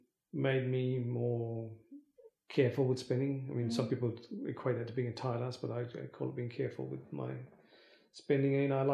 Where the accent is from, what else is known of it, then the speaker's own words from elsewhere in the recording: India; moved away; Yeah, because we came over from India with a sweet tooth, and it's surprising I actually still have teeth now because we used to have so much sugar in our diets.